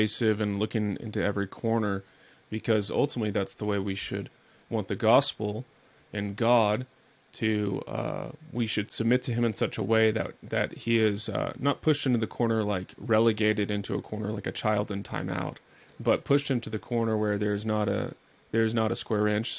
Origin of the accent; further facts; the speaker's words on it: United States; as an American